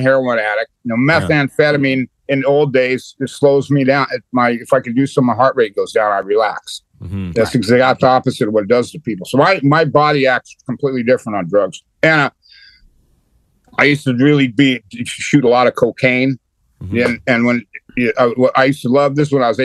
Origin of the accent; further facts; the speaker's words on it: California, United States; moved away; where I grew up at in California, if you in high school in the 70s